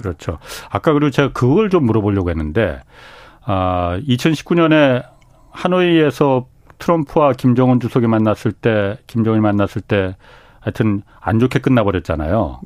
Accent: Seoul, South Korea; 저도 고향이 서울입니다

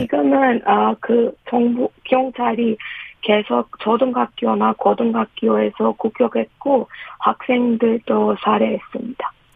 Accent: Iran; Korean is a second language; moved away as an adult; now in South Korea; 네, 이란에서 온

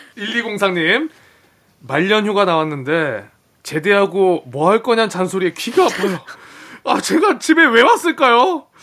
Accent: Gwangju, South Korea; moved away; 고향이 광주잖아요.

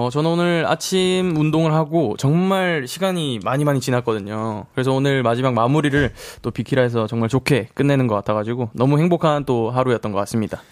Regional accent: Busan, South Korea; born or raised there

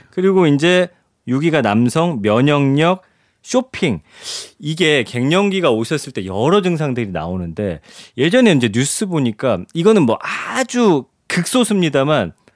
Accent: Daejeon, South Korea; 제가 이제 대전 출신이잖아요

